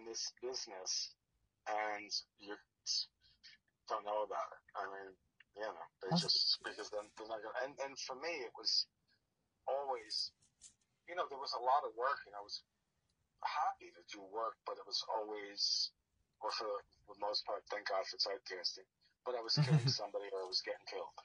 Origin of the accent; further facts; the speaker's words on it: New Jersey, United States; moved away; growing up in Jersey